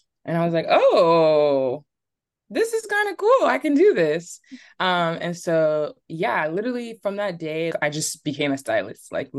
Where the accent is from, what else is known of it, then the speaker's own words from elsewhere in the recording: Atlanta, Georgia, United States; born there; So I was born in Atlanta, actually. My family's originally Nigerian.